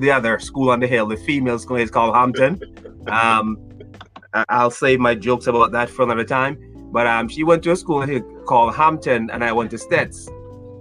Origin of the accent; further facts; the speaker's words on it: Brucefield, Saint Elizabeth, Jamaica; moved away as an adult; now in United States; I'm from a place called Brucefield